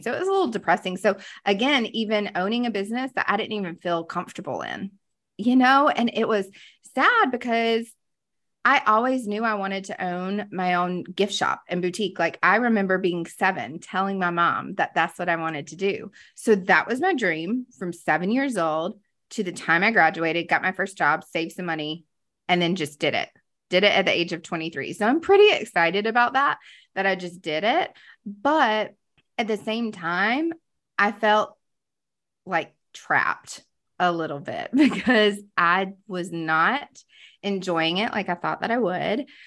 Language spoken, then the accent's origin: English; Greenville, South Carolina, United States; moved away as an adult; now in Charlotte, United States; I grew up in the Carolinas. I am from here, originally from Greenville, South Carolina, now living in the Queen City